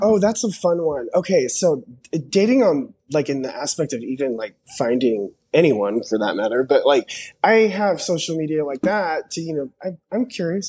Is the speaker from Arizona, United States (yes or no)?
no; Dallas, Texas, United States; I'm actually from Dallas